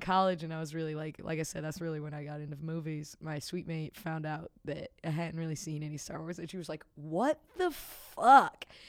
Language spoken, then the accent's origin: English; the South, United States; moved away as an adult; now in Chicago, United States; I grew up in the South